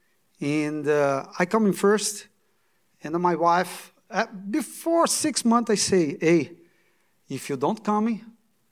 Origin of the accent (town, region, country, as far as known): Brazil; English is a second language; moved away as an adult; now in United States